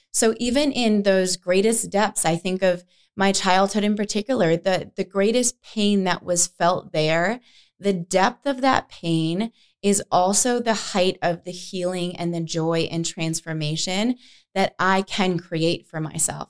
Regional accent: New York, United States; moved away as an adult; also born or lived in Boston / San Francisco / Denver / Los Angeles; now in Arizona, United States; I grew up in New York. I moved to Boston right after high school

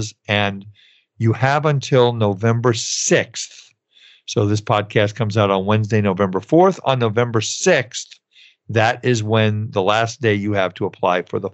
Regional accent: California, United States; my home state of California

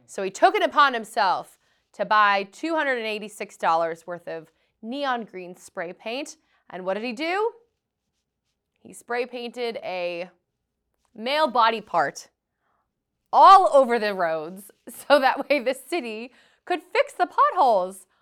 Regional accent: Boston, Massachusetts, United States; I am from Boston, Massachusetts

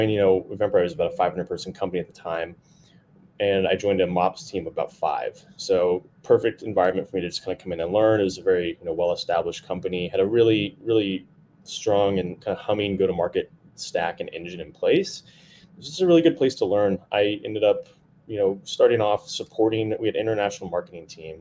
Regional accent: Texas, United States; moved away as an adult; now in Bay Area, United States; So born and raised in Texas, moved to the Bay Area about, I guess, in 2014.

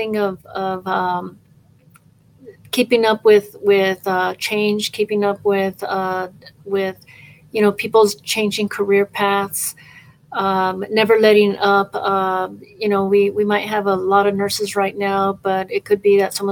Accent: Albuquerque, New Mexico, United States; I'm actually from Albuquerque.

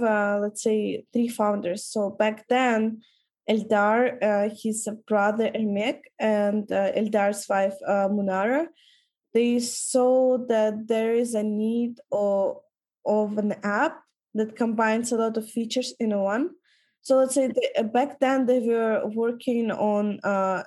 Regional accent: Kyrgyzstan; our country is quite cheap to travel

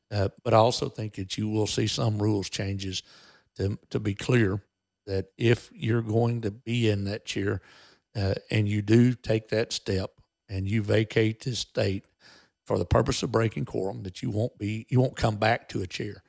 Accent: Texas, United States; we as American citizens and as Texans

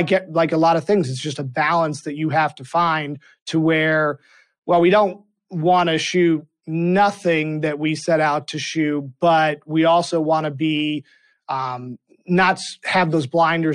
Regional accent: Boston, Massachusetts, United States; moved away; I grew up in the Boston area

